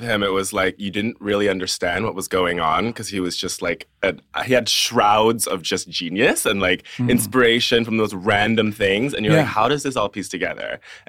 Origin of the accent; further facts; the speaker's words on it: New York, United States; moved away as an adult; now in London, United Kingdom; So I was born and raised in New York. My family is from Hong Kong. And then I moved here in 2015 for uni.